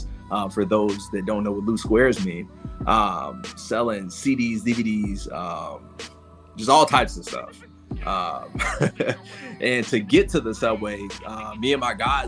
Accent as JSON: {"language": "English", "town": "Chicago", "region": "Illinois", "country": "United States", "tie": "born or raised there", "also_born_or_lived": "Minnesota", "moved": "as an adult", "lives_now": "Atlanta, United States", "said": "I am from the South Side of Chicago, born and raised"}